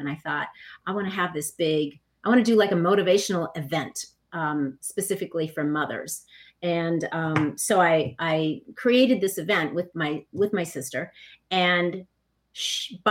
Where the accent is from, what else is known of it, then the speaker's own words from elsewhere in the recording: Minneapolis, Minnesota, United States; I grew up in Minneapolis